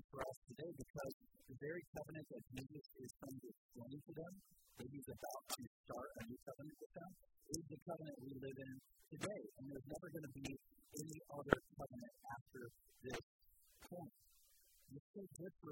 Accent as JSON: {"language": "English", "town": "Columbus", "country": "United States", "said": "I'm from Columbus"}